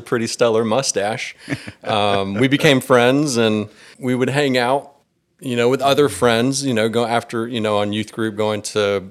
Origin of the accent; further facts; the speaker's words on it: Gwinnett County, Georgia, United States; I was born and raised here in Georgia. You know, I've, I've lived in Gwinnett County my whole life